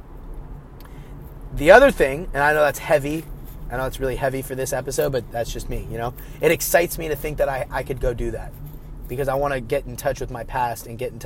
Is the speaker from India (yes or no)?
no; Bay Area, California, United States; I'm from the Bay Area.